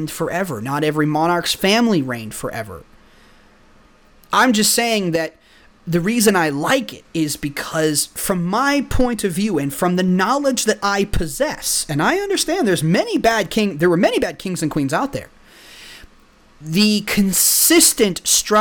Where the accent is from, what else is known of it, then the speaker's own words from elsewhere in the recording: Texas, United States; also born or lived in the north (US); I'm actually from the north. Well, I mean, I grew up in Texas all my life. I am from the north. We moved down here when I was 3. So I've lived the bulk of my life here.